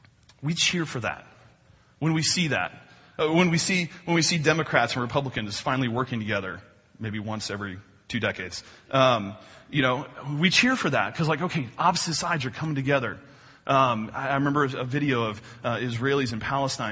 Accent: Newton, Illinois, United States; my hometown. South of Newton, Illinois, a little farm town south of here, about 3 hours south of here

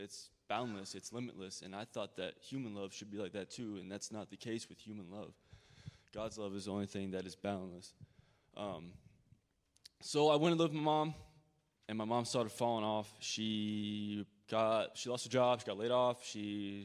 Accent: Decatur, Illinois, United States; I'm from Decatur, Illinois, and my childhood was very gracious

